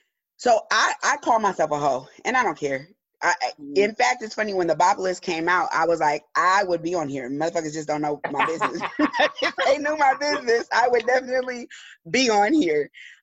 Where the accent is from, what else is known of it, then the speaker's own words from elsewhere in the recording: Pomona, California, United States; I grew up in Pomona.